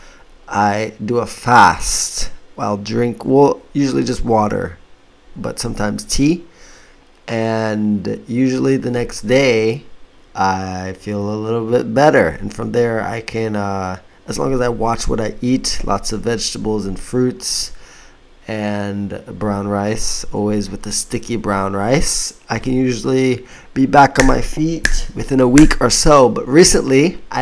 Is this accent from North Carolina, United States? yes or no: no; Florida, United States; moved away as an adult; also born or lived in Hokkaido / Nagano; now in Itoshima, Japan; I was born in Florida in the U.S. and my parents are Jamaican